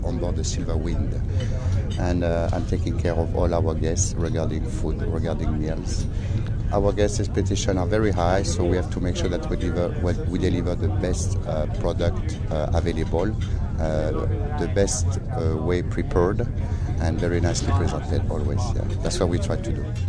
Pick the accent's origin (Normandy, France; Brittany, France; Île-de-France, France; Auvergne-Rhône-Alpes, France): Auvergne-Rhône-Alpes, France; Lyon; English is a second language; moved away; I'm French. I'm coming from Lyon